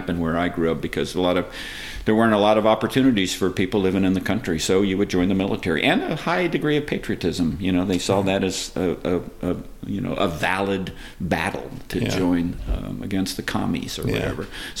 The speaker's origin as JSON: {"language": "English", "region": "Tennessee", "country": "United States", "tie": "born or raised there"}